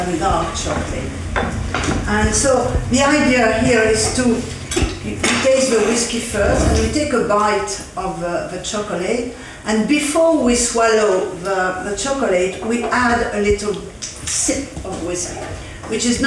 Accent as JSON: {"language": "English", "country": "France", "said": "I'm French"}